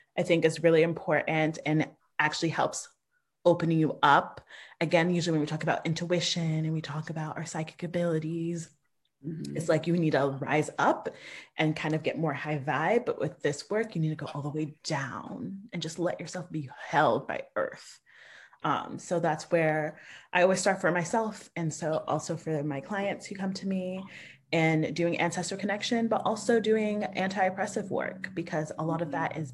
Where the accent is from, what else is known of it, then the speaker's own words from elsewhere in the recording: United States; I'm the first generation born in the States